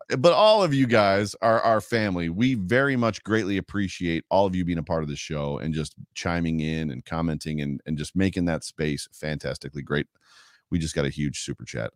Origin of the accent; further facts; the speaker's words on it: New York, United States; I'm from New York and I talk really fast